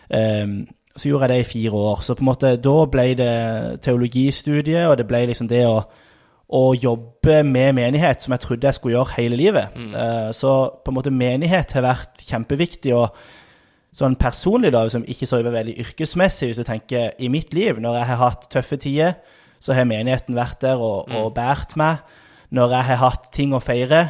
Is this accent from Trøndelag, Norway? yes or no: no; Lyngdal, Agder, Norway; moved away as an adult; also born or lived in Tromsø; now in Sandnes, Norway; jeg kommer fra Lyngdal, vokste opp i Misjonskirka i Lyngdal som barn, som ungdom